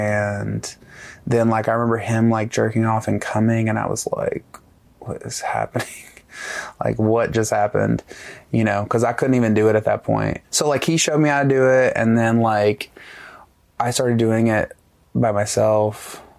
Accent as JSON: {"language": "English", "region": "Alabama", "country": "United States", "tie": "born or raised there", "said": "I grew up in North Alabama in a tiny town with like I graduated with like 70 people"}